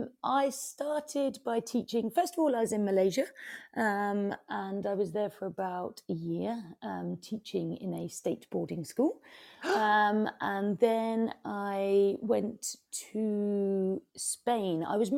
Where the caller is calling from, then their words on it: Brighton, South East England, United Kingdom; So I'm in Brighton, on the south coast of the UK.